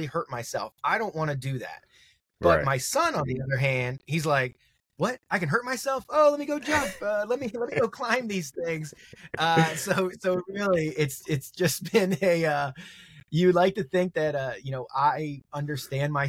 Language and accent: English; Maryland, United States; moved away as an adult; also born or lived in Philadelphia / Brooklyn; I'm an East Coast cat, born and raised in Maryland.